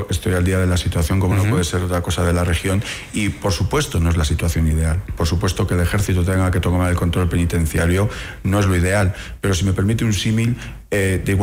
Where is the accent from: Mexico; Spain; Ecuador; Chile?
Ecuador; eh, como ecuatoriano, de pensar que todas mis autoridades, de fuerzas y cuerpos de seguridad, de inteligencia, trabajan para buscar